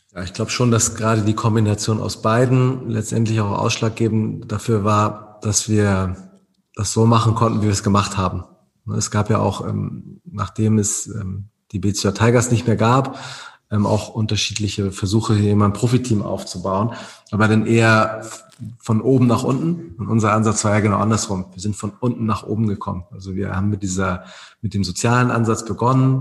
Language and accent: German; Wedel, Schleswig-Holstein, Germany; Ich komme selber aus Wedel